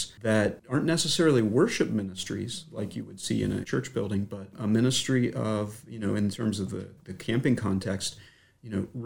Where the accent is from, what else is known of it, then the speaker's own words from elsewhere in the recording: Mint Spring, Virginia, United States; I'm a native of the Shenandoah Valley. I grew up in Mint Spring, which is just south of Stanton